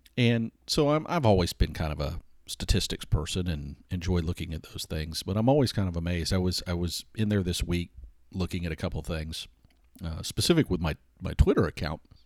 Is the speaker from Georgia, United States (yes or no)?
yes; Atlanta, Georgia, United States; I wasn't born here, but I grew up here. I grew up in Hot Atlanta